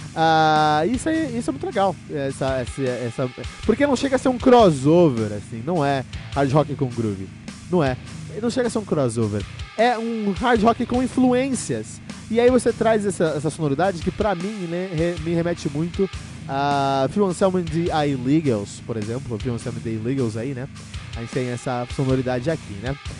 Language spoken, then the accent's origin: Portuguese; São Paulo, Brazil; eu cresci em São Paulo